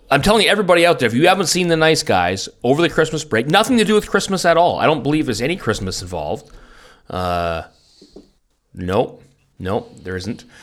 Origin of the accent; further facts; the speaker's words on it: Vancouver, British Columbia, Canada; moved away as an adult; now in Germany; when I grew up in Vancouver